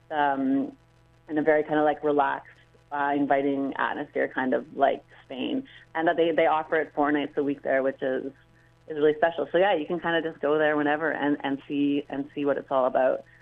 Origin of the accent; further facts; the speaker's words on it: Vancouver, British Columbia, Canada; I'm from Vancouver, and so I started dancing here, and then I went to Granada